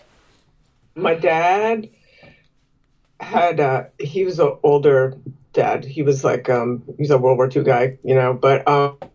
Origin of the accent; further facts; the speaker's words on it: near New London, Connecticut, United States; Galesbury, Connecticut, like near New London